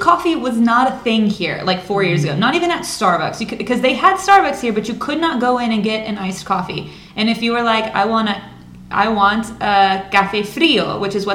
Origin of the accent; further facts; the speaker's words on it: United States; the U.S.